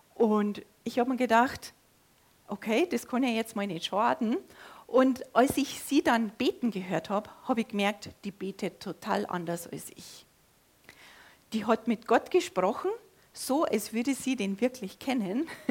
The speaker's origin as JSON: {"language": "German", "country": "Germany", "tie": "born or raised there", "said": "bei uns da auf dem Dorf, nahe an der österreichischen Grenze, da wächst man katholisch auf"}